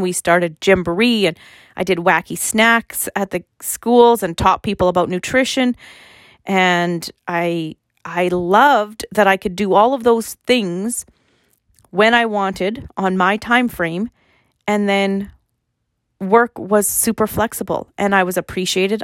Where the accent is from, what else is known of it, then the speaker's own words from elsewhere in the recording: Fort Qu'Appelle, Saskatchewan, Canada; So I live in Fort Capel, and I grew up in Fort Capel, and I was actually born in Fort Capel